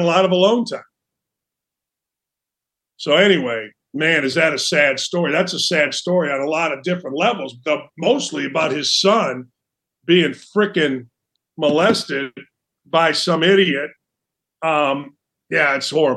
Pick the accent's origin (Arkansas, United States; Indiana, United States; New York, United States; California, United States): Indiana, United States; Gary; growing up in Gary, Indiana, I was a Bears fan